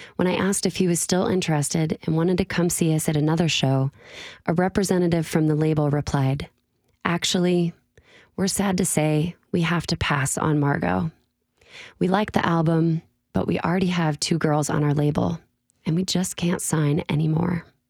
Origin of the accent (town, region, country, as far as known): Illinois, United States; born or raised there; moved away as an adult; now in Nashville, United States